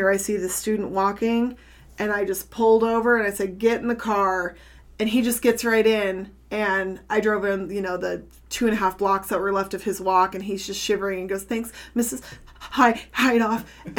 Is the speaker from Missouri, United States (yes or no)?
no; North Platte, Nebraska, United States; moved away as an adult; also born or lived in Antelope County, Nebraska; now in Elgin, United States; growing up in North Platte